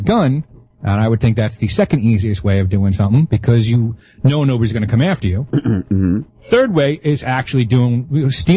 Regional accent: New York City, New York, United States; I grew up in Brooklyn around the time with Tawana Brawley

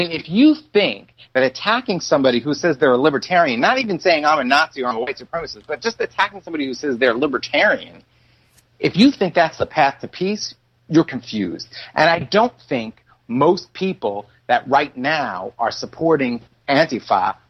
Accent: New York City, New York, United States; I'm a Brooklyn. You know, I'm like a New Yorker too

